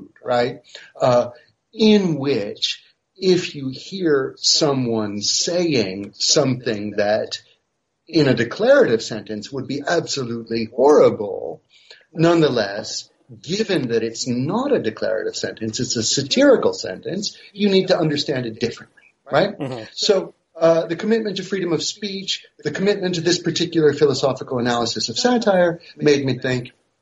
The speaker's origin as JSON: {"language": "English", "country": "United States", "moved": "yes", "lives_now": "Paris, France", "said": "I'm a professor of philosophy and history and philosophy of science at the University of Paris, though I'm originally American"}